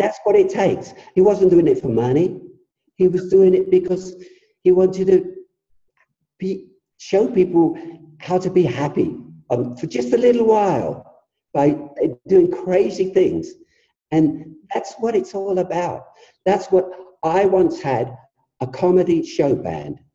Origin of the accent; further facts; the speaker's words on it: England, United Kingdom; I come from England